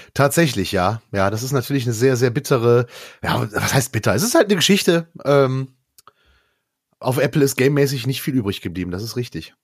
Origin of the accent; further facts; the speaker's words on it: Erkrath, North Rhine-Westphalia, Germany; da mein Heimatort Erkrath nicht in Arkansas liegt, sondern in äh, äh, äh, North Rhine-Westphalia